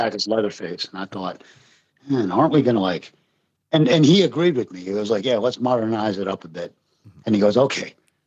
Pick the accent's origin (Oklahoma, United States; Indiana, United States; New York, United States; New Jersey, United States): New Jersey, United States; moved away; also born or lived in Japan; I grew up in Jersey and my parents still live there